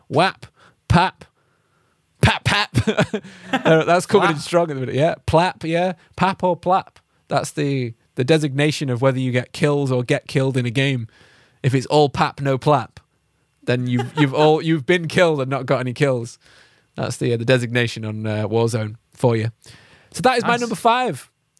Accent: Zimbabwe; moved away; Yeah, we did. Yeah. I'm actually from Zimbabwe.

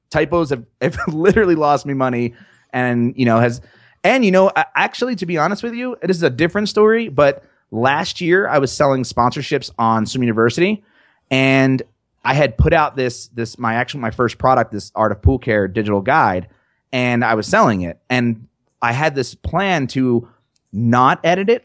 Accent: New Jersey, United States; I'm just from New Jersey

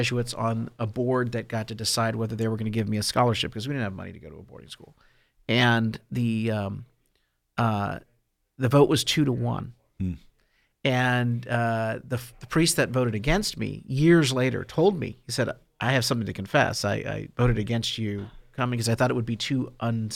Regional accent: Orange County, California, United States; I grew up in Orange County in a pretty, middle-class environment

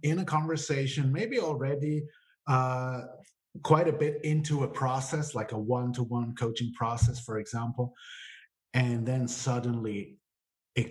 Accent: Switzerland; I was born and raised here in Switzerland, but I'm the son of an Italian father and an Austrian mother

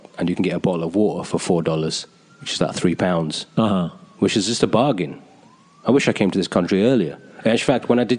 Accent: United Kingdom; moved away

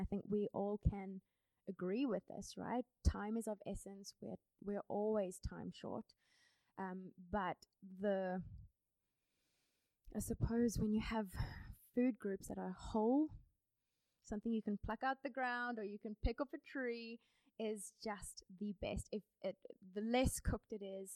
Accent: Cape Town, Western Cape, South Africa; also born or lived in United States; I'm from Cape Town, South Africa

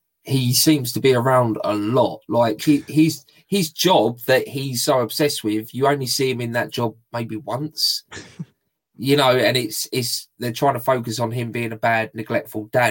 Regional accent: United Kingdom; I'm British and we say Father Christmas

